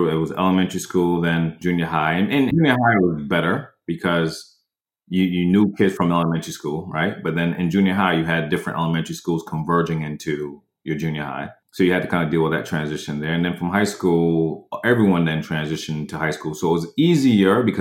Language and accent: English; New York, United States; I came from New York to Orlando, Florida for six months.